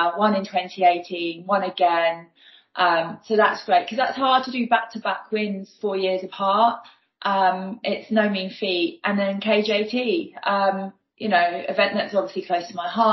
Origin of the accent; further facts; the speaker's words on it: Newport, South East England, United Kingdom; also born or lived in Ryde; I was born in Newport on the Isle of Wight